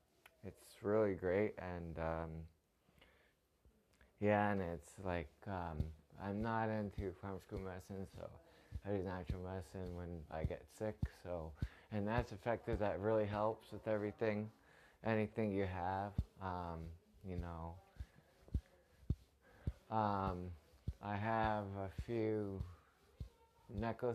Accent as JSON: {"language": "English", "town": "Toronto", "region": "Ontario", "country": "Canada", "said": "I'm from Toronto, Canada"}